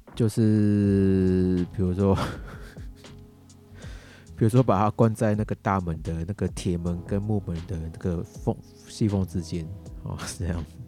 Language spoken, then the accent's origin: Chinese; Taiwan; 我这个是讲给我们，我们台湾这边